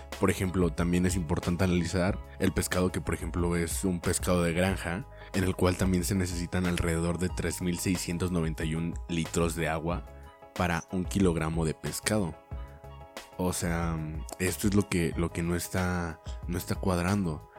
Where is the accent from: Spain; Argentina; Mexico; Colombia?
Mexico